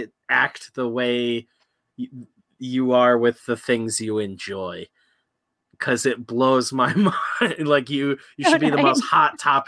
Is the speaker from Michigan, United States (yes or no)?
no; Connecticut, United States; I'm barely from Connecticut. I'm a man with no land.